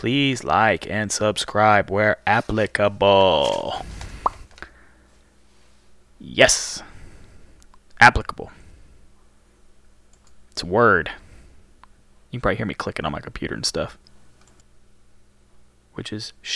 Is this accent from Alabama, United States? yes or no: yes; Birmingham, Alabama, United States; I'm from Birmingham. Birmingham, Alabama. Not Birmingham in England